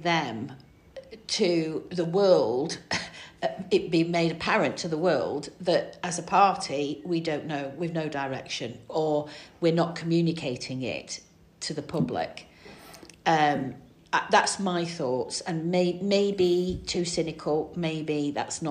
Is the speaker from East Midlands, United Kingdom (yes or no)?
no; Stockport, North West England, United Kingdom; also born or lived in Manchester; now in Combe Valley, United Kingdom; I was born in Manchester, grew up in Stockport, lived in Combe Valley now for 30 years